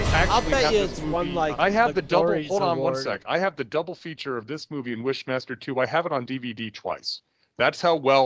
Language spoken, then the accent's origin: English; New York, United States; now in South Carolina, United States; Where Jay and I grew up, Channel 11, the Honeymooners were on every night for my entire childhood. When I moved to South Carolina from New York